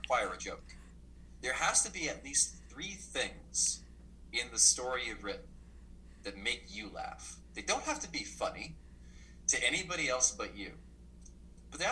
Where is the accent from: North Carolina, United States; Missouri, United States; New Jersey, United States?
New Jersey, United States; I grew up in New Jersey